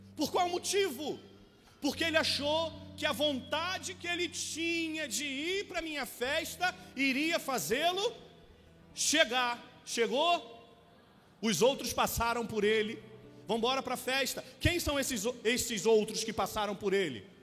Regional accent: Rio de Janeiro, Brazil; moved away as an adult; also born or lived in Taquara; nascido e criado em Santa Cruz

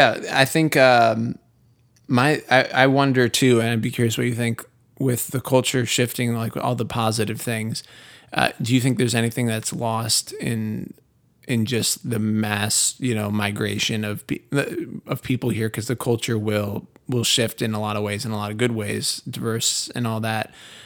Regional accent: New England, United States; And to me, I grew up in New England, so I it's a very, I mean, there's obviously people know very different cultures between New England and the South.

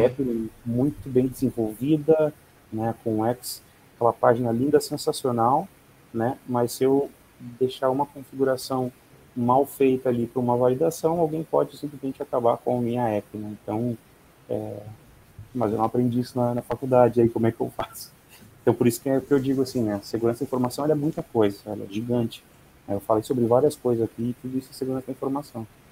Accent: Santa Maria, Rio Grande do Sul, Brazil; now in Porto Alegre, Brazil; Nasci em Santa Maria, Rio Grande do Sul.

